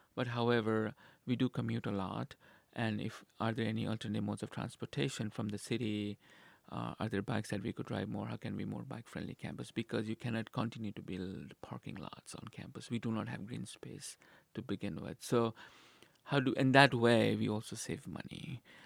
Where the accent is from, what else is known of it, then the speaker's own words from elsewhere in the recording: Nepal; moved away as an adult; now in Nebraska, United States; I'm originally from Nepal